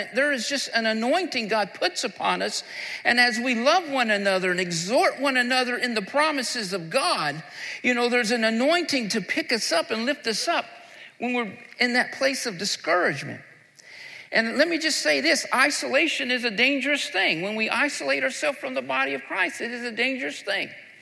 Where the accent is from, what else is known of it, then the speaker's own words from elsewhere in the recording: the South, United States; I'm from the South, and we love barbecue where I'm from.